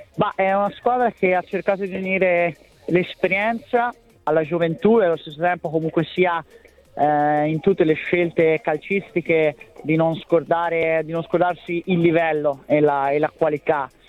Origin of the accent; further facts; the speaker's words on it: Florence, Tuscany, Italy; dalla mia terra, dalla mia città, Firenze, dalla Toscana